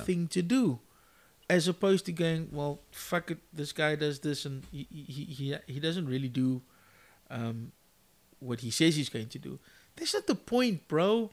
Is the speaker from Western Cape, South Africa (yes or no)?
yes; Cape Town, Western Cape, South Africa; growing up in Mitchell's Plain